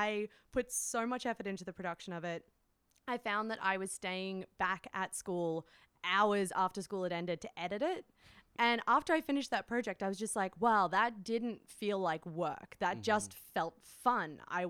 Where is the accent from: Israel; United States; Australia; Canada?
Australia; So the final year of school in Australia. So mm-hmm. I'm from Australia.